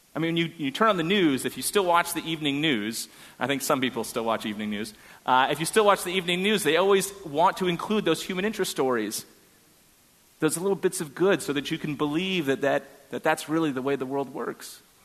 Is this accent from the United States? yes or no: yes; Northeast, United States; also born or lived in New Hampshire; now in Houston, United States; my family is a split political family, and since we're from the Northeast